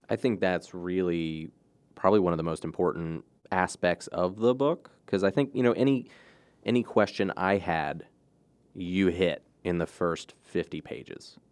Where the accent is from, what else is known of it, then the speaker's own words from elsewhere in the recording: Cecil County, Maryland, United States; I grew up in Cecil County